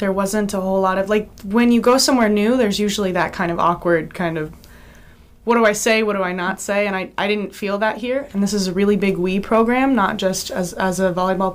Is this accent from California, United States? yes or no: no; Monroe, Wisconsin, United States; I am from Monroe, Wisconsin.